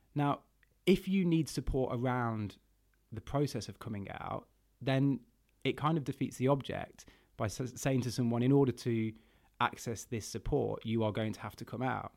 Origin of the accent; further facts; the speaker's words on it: Burton upon Trent, West Midlands, United Kingdom; my hometown of Burton on Trent